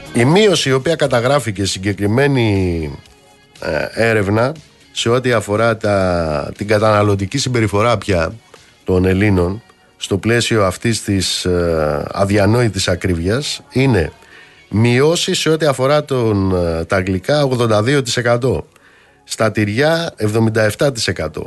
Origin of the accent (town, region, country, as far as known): Greece